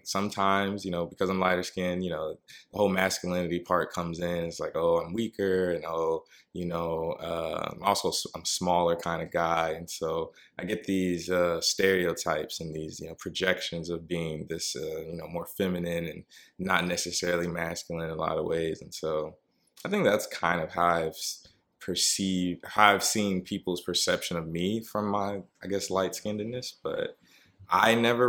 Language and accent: English; Columbus, Georgia, United States; now in New York, United States; I'm from Georgia, Columbus, Georgia, to be exact.